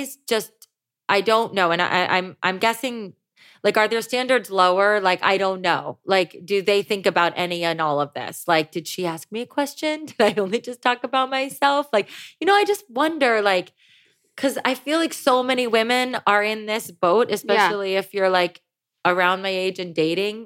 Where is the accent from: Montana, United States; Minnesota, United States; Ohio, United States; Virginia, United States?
Ohio, United States; now in Los Angeles, United States; I grew up in Ohio